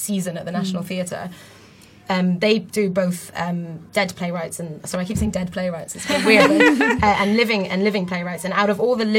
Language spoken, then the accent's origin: English; Beirut, Beirut Governorate, Lebanon; moved away as an adult; I grew up in Beirut until I was about 18